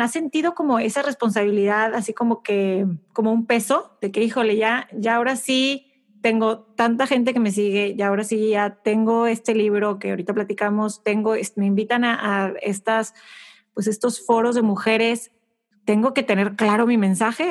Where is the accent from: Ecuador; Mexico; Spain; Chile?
Mexico; Monterrey, Nuevo León; Yo crecí en, en Monterrey, México